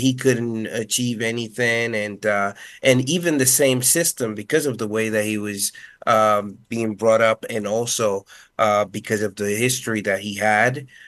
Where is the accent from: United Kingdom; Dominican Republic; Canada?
Dominican Republic; first language Spanish; English is a second language; I grew up being a Spanish speaker